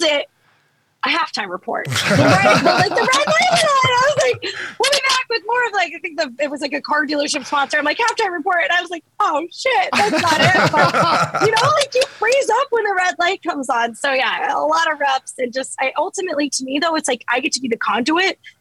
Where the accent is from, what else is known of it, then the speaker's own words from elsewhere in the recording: Colorado, United States; I loved growing up in Colorado.